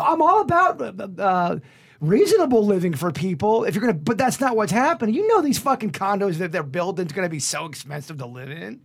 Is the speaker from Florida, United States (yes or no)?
yes; Palm Beach Gardens, Florida, United States; I was born and raised in the Lake Park, Palm Beach Gardens, Northern County area